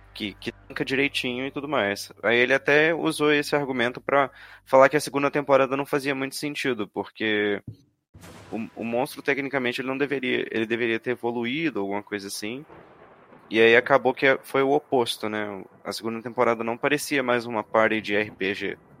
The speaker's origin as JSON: {"language": "Portuguese", "region": "Minas Gerais", "country": "Brazil", "said": "eu sou de Minas"}